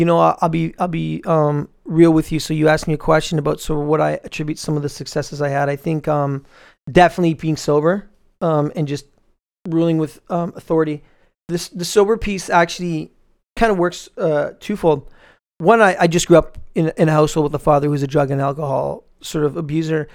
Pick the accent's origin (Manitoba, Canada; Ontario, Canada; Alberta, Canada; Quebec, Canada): Ontario, Canada; Toronto; I grew up in Scarborough